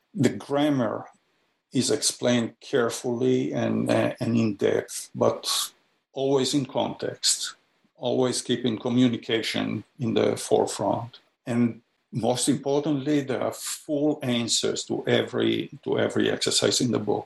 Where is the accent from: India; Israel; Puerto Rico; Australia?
Israel; Jerusalem, Jerusalem District; moved away as an adult; also born or lived in Haifa, Israel / Ann Arbor, Michigan / St. Louis; I was born in Haifa, Israel, and uh, was raised in Jerusalem.